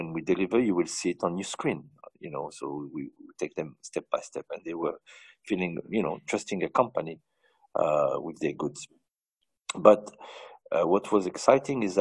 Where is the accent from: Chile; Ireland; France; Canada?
France; moved away as an adult; now in United Arab Emirates; I grew up in France from a family of 13